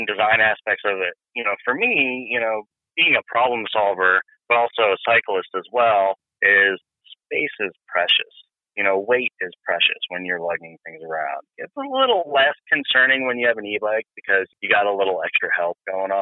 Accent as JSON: {"language": "English", "region": "Northeast Ohio", "country": "United States", "tie": "born or raised there", "said": "I'm from Ohio, Northeast Ohio. So there, when I was growing up, there's Lordstown and GM"}